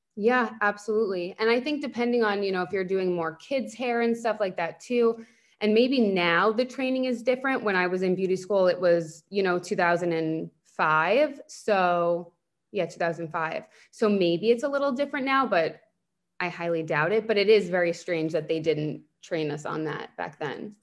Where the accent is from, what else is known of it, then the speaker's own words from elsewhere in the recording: Northport, New York, United States; moved away as an adult; now in Boca Raton, United States; I grew up on Long Island. I'm from Northport